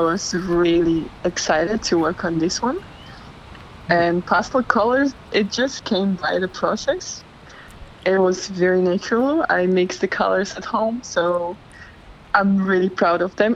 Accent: Slovakia; moved away as an adult; now in Bondi, Australia; I come from Slovakia

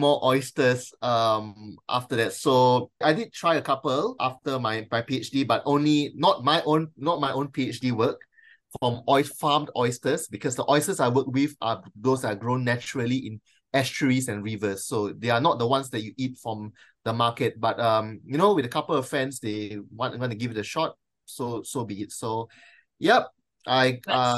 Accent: Malaysia; now in Australia; me being a Malaysian and of Chinese descent

